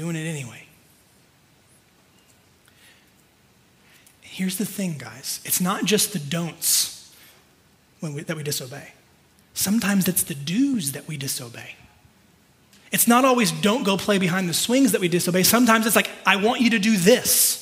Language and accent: English; California, United States; I'm like born and raised in California. I've only ever lived in California